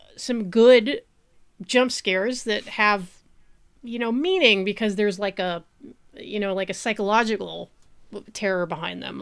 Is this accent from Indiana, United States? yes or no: no; New Mexico, United States; my home state, New Mexico